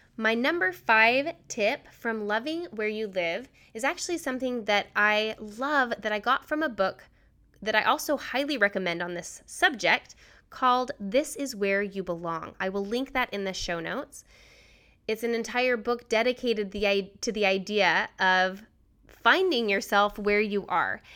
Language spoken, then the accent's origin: English; Utah, United States; also born or lived in New Hampshire / Washington, D.C.; now in Richmond, United States; I grew up in Utah